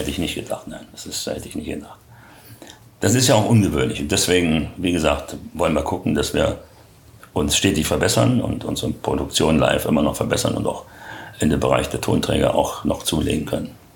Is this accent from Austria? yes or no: no; Berlin, Germany; moved away as an adult; Ich bin ja in Berlin geboren, hier groß geworden und bin mit 40 Jahren dann weggezogen